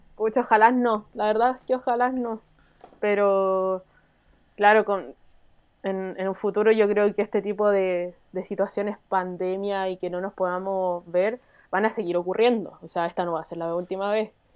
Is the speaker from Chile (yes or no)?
yes; Chile; also born or lived in France; los chilenos que nos, nos íbamos a Francia